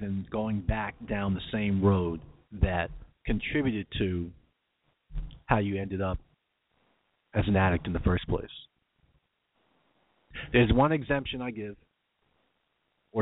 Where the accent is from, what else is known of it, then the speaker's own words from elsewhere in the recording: New York, United States; accent: New York; my New York accent